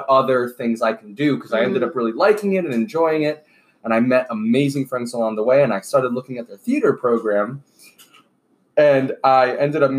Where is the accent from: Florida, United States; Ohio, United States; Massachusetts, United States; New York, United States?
Florida, United States; Miami; I was born and raised in Miami